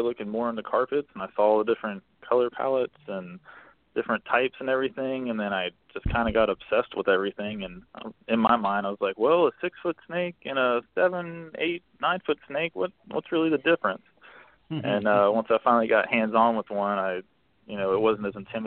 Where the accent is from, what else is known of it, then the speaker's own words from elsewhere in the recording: Florida, United States; growing up in Florida